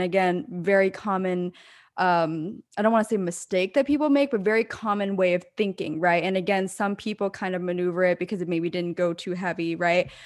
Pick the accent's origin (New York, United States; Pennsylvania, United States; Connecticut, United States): Pennsylvania, United States; moved away; my hometown in Pennsylvania